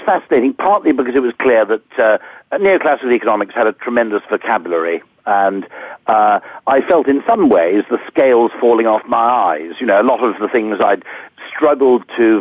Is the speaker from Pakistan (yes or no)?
no; Usk, Wales, United Kingdom; also born or lived in Monmouth; now in London, United Kingdom; I grew up on the Welsh borders, which is, I was born in Usk, and which is more or less, I suppose, 10 miles within Wales. I went to school in Monmouth